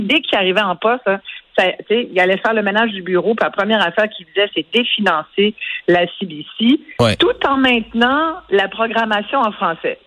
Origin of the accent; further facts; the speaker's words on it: Quebec, Canada; nous, au Québec